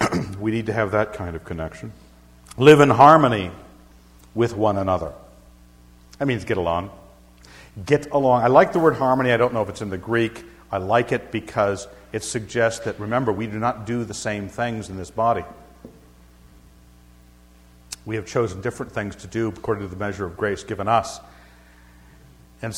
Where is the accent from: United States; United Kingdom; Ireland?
United Kingdom; Scotland; Now, I'm a Scotsman. I'm supposed to reverence the name of Wallace.